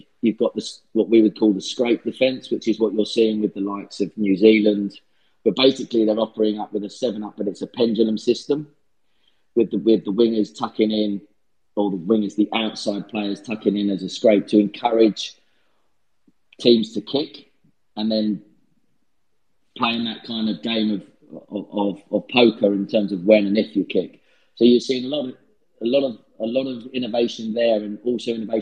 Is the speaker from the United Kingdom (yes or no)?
yes; England, United Kingdom; moved away as an adult; now in United States; as an English bloke